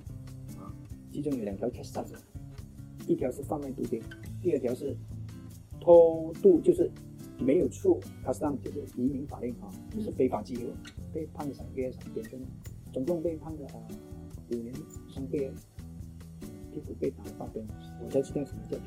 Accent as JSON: {"language": "Chinese", "country": "Malaysia", "lives_now": "Singapore", "said": "我本来是马来西亚人，在新加坡工作迟了"}